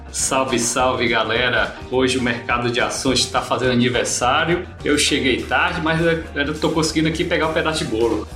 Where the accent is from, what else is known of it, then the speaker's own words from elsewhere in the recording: Fortaleza, Ceará, Brazil; moved away as an adult; now in Brasília, Brazil; sou, sou lá de de Fortaleza, né, do Ceará. Estou aqui, moro em Brasília atualmente, desde 2006